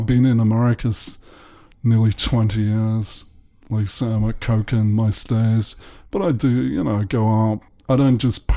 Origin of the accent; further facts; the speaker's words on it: the north of England, United Kingdom; moved away; also born or lived in London; I'm English. I was born in the north of England in 1955